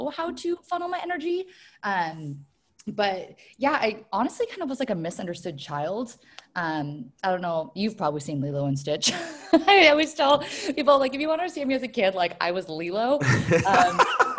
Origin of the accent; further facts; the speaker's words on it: Washington, United States; also born or lived in California / Hawaii / Puyallup, Washington / Tacoma, Washington; I was born in California, grew up in Washington State, went to college up in Bellingham.